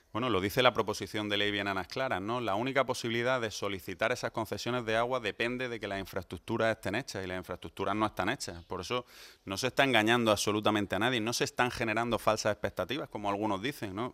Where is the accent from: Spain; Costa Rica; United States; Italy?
Spain; Almería, Andalusia; now in Seville, Spain; estar aquí en mi tierra, de estar en, mi ciudad